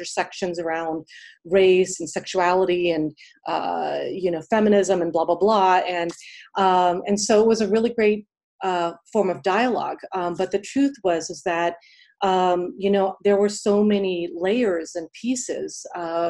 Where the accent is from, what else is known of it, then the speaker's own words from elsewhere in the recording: Pittsburgh, Pennsylvania, United States; moved away as an adult; now in New York City, United States; I grew up in Pittsburgh, PA. And then I came here to New York City for undergrad, and then I stayed here ever since.